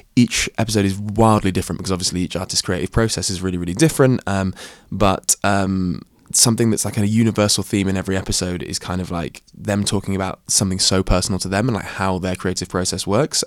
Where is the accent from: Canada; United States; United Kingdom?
United Kingdom; Shropshire, West Midlands; as a person of colour who grew up in the countryside, Uh, yeah, in Shropshire